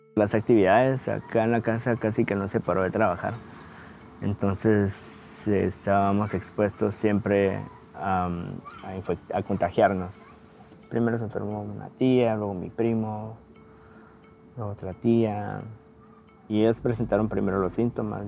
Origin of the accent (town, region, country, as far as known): Guatemala; moved away